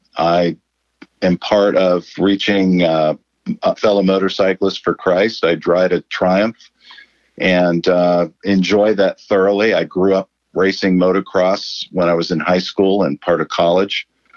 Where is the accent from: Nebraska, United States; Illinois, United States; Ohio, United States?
Ohio, United States; Columbus; also born or lived in Oxford, Ohio; I grew up in Columbus, Ohio, and came to Christ at age 17, and as a freshman at Ohio State, got involved in Campus Crusade for Christ.